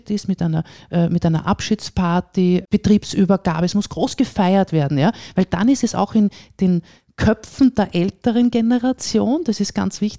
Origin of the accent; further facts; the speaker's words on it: Vienna, Austria; now in Salzburg, Austria; ich bin auch Wienerin. Ja? Ich, ich komme aus Wien, lebe aber jetzt, wie gesagt, seit äh, 20 Jahren hier, fühle mich als Salzburgerin.